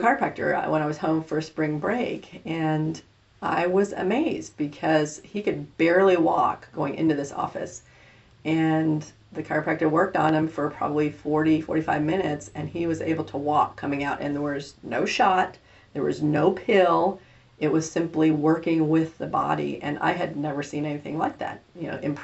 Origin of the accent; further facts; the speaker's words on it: East Coast, United States; now in Salina, United States; I'm a transplant from the East Coast